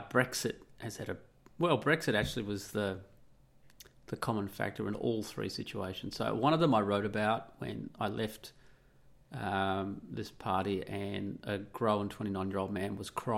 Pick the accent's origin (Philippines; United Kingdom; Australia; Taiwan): Australia; also born or lived in Italy; I'm Australian